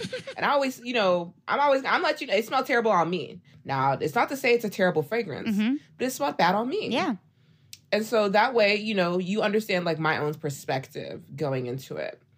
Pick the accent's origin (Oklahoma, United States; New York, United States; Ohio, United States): Oklahoma, United States; moved away as an adult; now in Dallas, United States; I'm from Oklahoma.